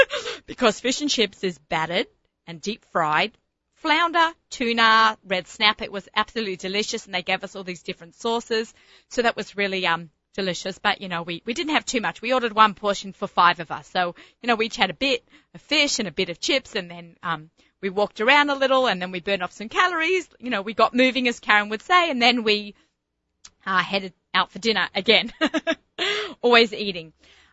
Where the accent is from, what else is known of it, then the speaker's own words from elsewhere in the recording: Australia; passion fruit, which I grew up on in Australia.